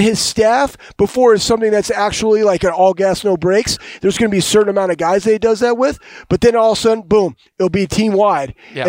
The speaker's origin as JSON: {"language": "English", "town": "Dallas", "region": "Texas", "country": "United States", "also_born_or_lived": "Ohio", "moved": "as an adult", "said": "I'm from Dallas, Texas. I played at Ohio State"}